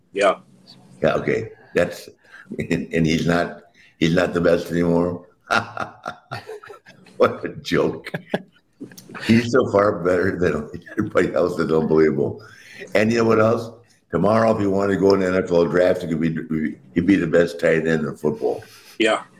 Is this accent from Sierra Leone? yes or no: no; Wilmington, North Carolina, United States; I grew up in Wilmington, North Carolina.